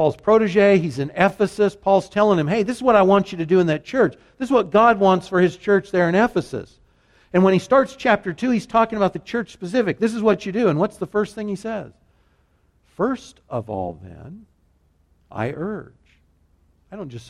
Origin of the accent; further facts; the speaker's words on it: United States; Americans whom I share the same nationality